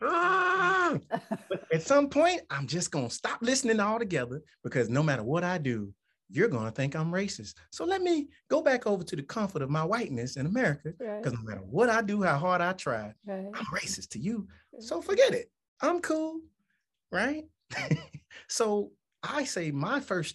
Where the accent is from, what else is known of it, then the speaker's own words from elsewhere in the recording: Tuscaloosa, Alabama, United States; I was raised in Tuscaloosa County, or the city